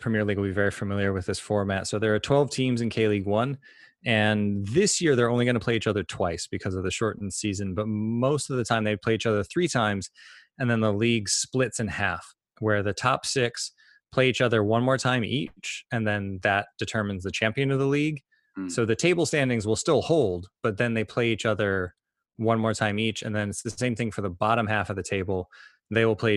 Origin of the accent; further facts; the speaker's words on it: United States; accent: American; as listeners will notice from this accent, I am also an American